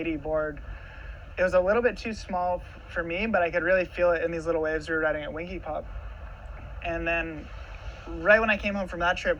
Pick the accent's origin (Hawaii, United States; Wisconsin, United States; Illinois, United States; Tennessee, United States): Hawaii, United States; me growing up in Hawaii